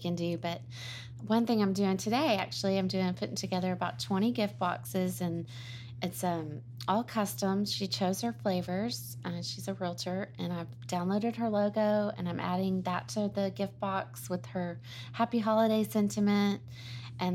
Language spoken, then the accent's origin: English; Garland, Texas, United States; also born or lived in Austin, Texas; now in Murphy, United States; I grew up in Garland, so not too far away